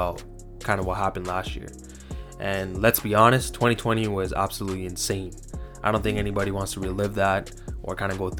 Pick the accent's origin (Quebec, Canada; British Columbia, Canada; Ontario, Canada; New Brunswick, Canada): Ontario, Canada; Toronto; I'm from Toronto, Canada, just east of the city, in a small town. Pretty much grew up there my entire life